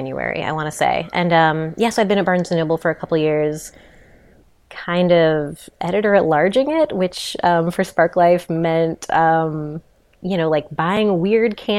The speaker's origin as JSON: {"language": "English", "town": "Chicago", "region": "Illinois", "country": "United States", "moved": "as an adult", "lives_now": "New York, United States", "said": "as a Chicagoan"}